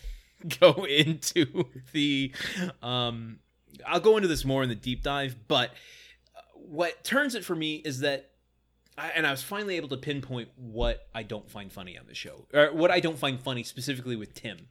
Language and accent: English; Midwest, United States; I'm from the Midwest